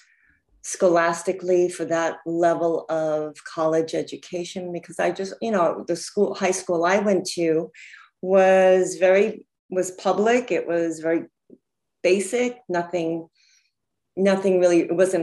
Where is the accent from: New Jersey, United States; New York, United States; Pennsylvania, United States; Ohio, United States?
New York, United States; Huntington; moved away as an adult; also born or lived in Jamaica, Queens, New York; now in Los Angeles, United States; I was born in Jamaica, Queens, and my parents moved out to Huntington, Long Island